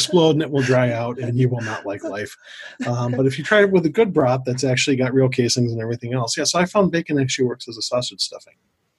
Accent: Milwaukee, Wisconsin, United States; also born or lived in Twin Cities, Minnesota; now in Minneapolis–Saint Paul, United States; I grew up in the Milwaukee area in Wisconsin, where the food groups are beer and cheese, and occasionally a bratwurst.

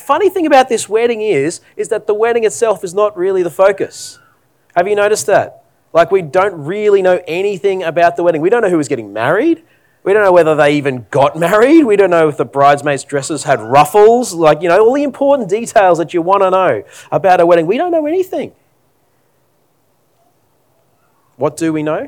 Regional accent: Australia; As an Australian

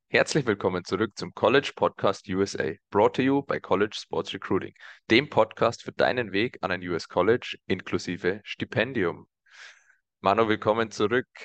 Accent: Germany; als Deutsche

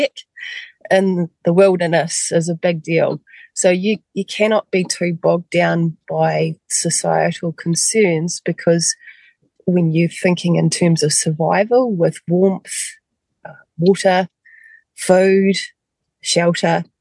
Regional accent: Westport, West Coast, New Zealand; I actually grew up on the west coast of the South Island, in Westport.

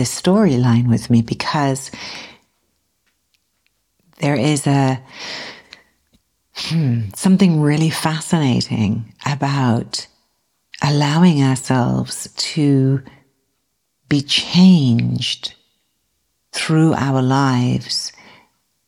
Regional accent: South East England, United Kingdom; moved away as an adult; now in United States; I'm from the southeast of England, not the southwest of England.

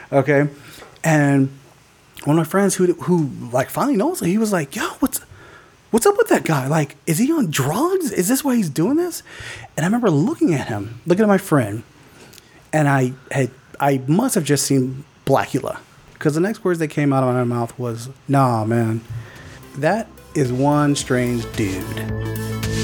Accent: Fontana, California, United States; I grew up in Fontana.

